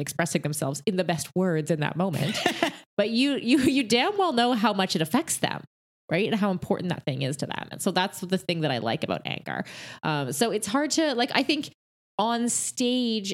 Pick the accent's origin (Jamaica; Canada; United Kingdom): Canada; I'm Canadian